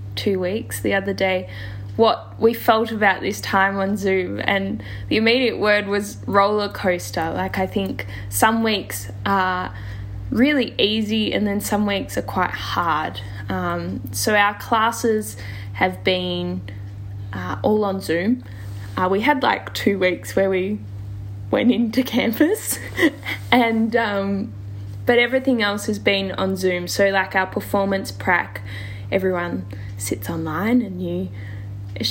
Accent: Melbourne, Victoria, Australia; I'm from Melbourne.

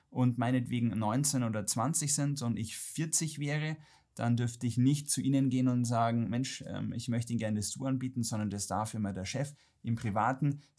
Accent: Ingolstadt, Bavaria, Germany; Baujahr 80. Ähm, ich komme gebürtig aus Ingolstadt, äh, bin leider von meinen Eltern etwas zu Hochdeutsch erzogen worden

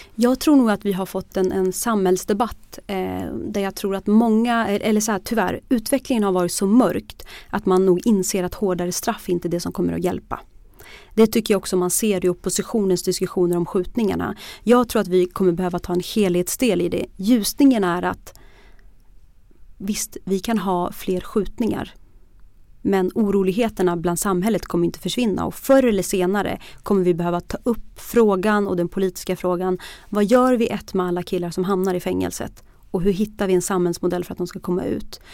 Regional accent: Bollnäs, Gävleborg County, Sweden; Jag, jag växte upp i Bollnäs

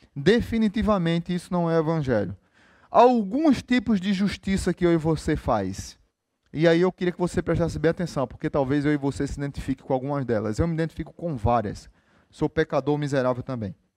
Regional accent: Recife, Pernambuco, Brazil; now in Natal, Brazil; Sou de Recife

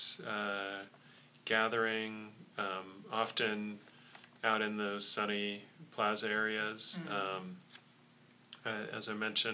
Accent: Sonoma, California, United States; I grew up in Sonoma

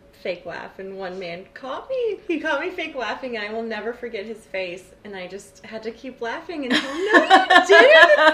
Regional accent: Corpus Christi, Texas, United States; I was born and raised in Corpus Christi.

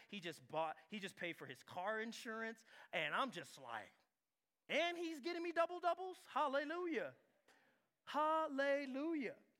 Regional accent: San Diego, California, United States; I'm from San Diego

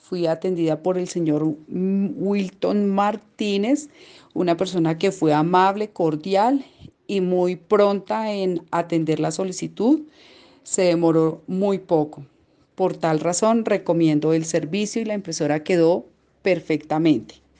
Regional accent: Colombia; soy de Colombia

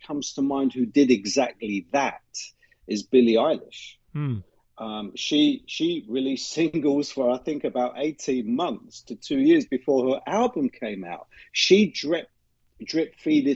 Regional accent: London, United Kingdom; moved away as an adult; also born or lived in Middle East; now in Boston, United States; I was born and raised in the city of London

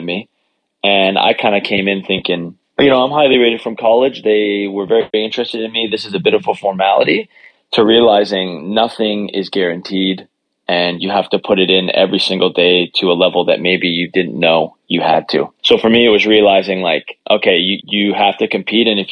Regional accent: Canada; my home country

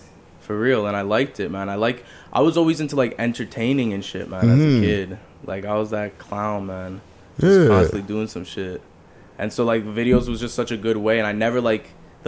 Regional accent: Hamilton, Ontario, Canada; Hamilton, man.

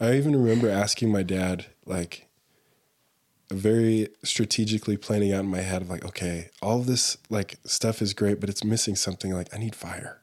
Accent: Allen, Texas, United States; moved away as an adult; also born or lived in Denton, Texas / Dallas, Texas / Mongolia; now in Salt Lake City, United States; I grew up in Texas

